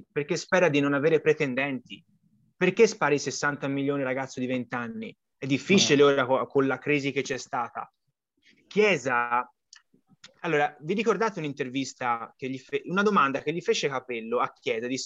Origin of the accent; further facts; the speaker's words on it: Florence, Tuscany, Italy; Io non voglio fare l'applauso alla Juventus perché io da Fiorentino Doc figuratevi che posso